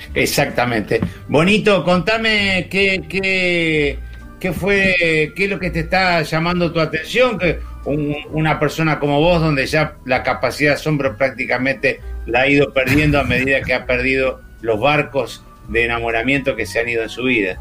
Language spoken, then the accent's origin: Spanish; Santa Fe, Argentina; tengo 64 años, soy de Santa Fe, estoy criado en una generación